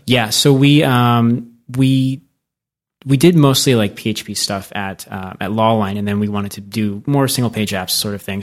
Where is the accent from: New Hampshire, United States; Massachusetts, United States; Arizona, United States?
Arizona, United States; moved away; also born or lived in New York; I grew up in Arizona